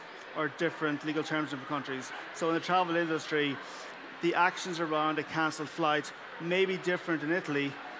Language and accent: English; Ireland; I'm from Ireland, so I'm in Europe.